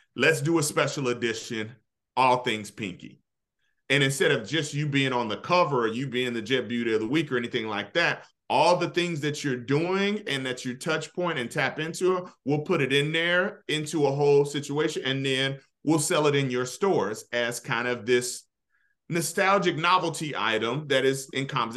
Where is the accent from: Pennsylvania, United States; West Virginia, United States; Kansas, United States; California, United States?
Kansas, United States; Kansas City; moved away; I'm from Wyandotte County, Kansas City, Kansas